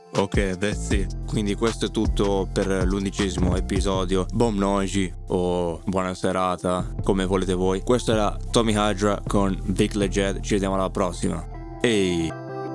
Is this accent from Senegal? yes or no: no; Australia; sono australiano